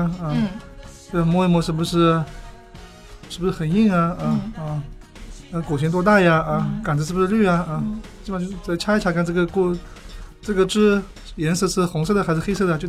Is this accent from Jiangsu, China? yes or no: no; Anhui, China; moved away as an adult; also born or lived in Shanghai; 从小在安徽长大啊，然后呢。那个到上海读书，